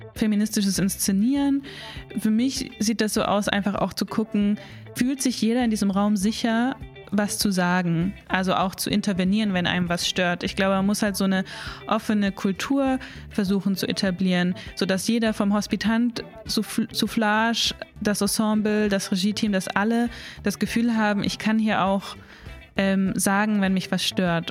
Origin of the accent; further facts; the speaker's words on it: Southern Black Forest, Baden-Württemberg, Germany; moved away as an adult; also born or lived in Munich / England / Mainz; ich komme aus dem Schwarzwald eigentlich, aus dem Südschwarzwald